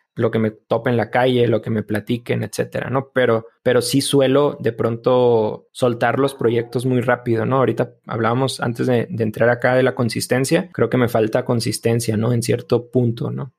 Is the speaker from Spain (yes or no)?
no; Delicias, Chihuahua, Mexico; Crecí, yo soy de Delicias y crecí yendo toda parte de los últimos años de la secundaria y toda mi prepa